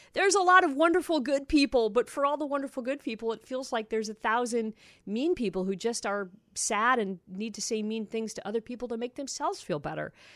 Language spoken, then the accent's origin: English; Toledo, Ohio, United States; moved away; also born or lived in Seattle; I grew up in Toledo, Ohio